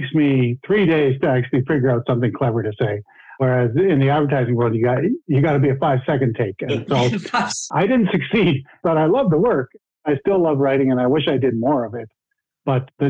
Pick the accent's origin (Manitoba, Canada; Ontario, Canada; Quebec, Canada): Ontario, Canada; Sarnia; Where I grew up in Sarnia, Ontario, Canada, it's called the Chemical Valley